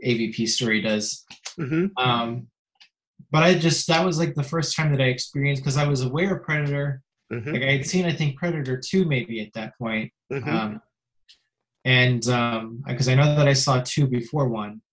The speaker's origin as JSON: {"language": "English", "town": "Mississauga", "region": "Ontario", "country": "Canada", "tie": "born or raised there", "also_born_or_lived": "Perth, Ontario", "said": "when I was two, my family moved to Mississauga, which is a suburb of Toronto. And I've lived there ever since."}